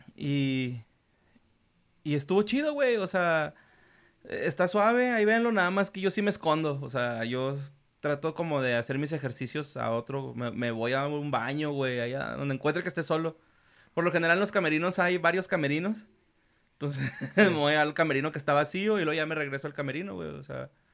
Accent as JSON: {"language": "Spanish", "town": "Ciudad Juárez", "region": "Chihuahua", "country": "Mexico", "said": "yo soy norteño, soy fronterizo"}